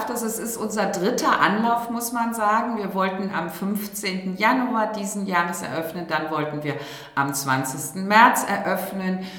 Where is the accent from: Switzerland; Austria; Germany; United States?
Germany; Rhineland; Und da bin ich auch Rheinländerin. Et kütt wird kütt und ist immer noch Jotinjangen.